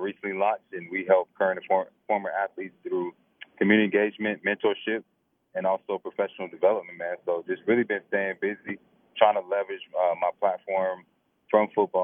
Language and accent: English; Snellville, Georgia, United States; I grew up watching guys like Thomas Davis and Tony Taylor and that whole bunch growing up in Snellville.